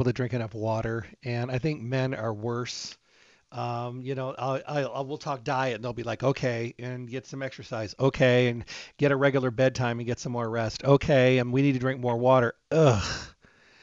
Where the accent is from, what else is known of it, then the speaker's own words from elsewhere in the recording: Michigan, United States; I was raised in Michigan, out in the country